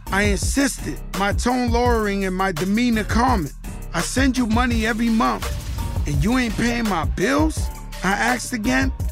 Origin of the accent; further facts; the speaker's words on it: New York, United States; now in Miami, United States; because I'm from New York, but my residence is Miami.